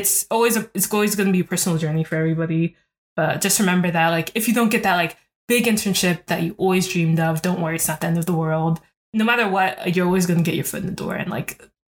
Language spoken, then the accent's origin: English; Columbus, Ohio, United States; also born or lived in Newark, New Jersey / Ghana (ancestry); Even though I grew up in Columbus, and Columbus is not a huge city, I was born in New Jersey, in like the city, like in Newark